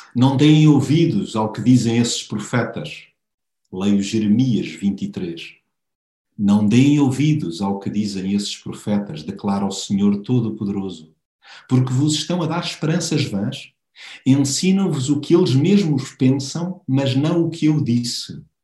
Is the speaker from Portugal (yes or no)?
yes; Portugal; nós como portugueses